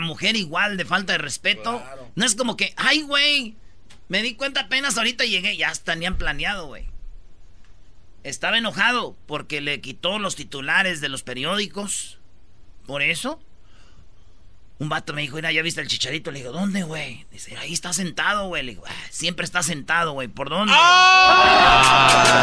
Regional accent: Michoacán, Mexico; somos de Michoacán, somos muchos

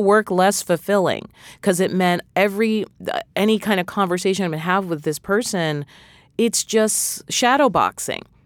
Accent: New England, United States; I'm from New England

